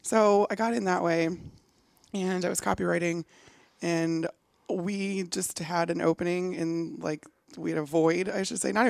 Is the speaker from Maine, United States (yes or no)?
no; Chicago, Illinois, United States; moved away; growing up in Chicago, which is where I grew up